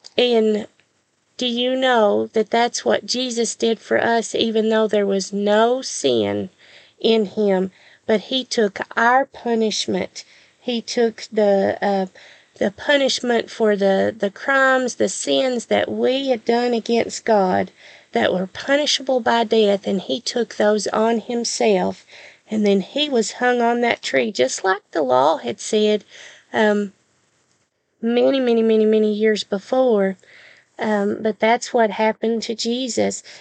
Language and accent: English; the South, United States; accent: southern; my southern accent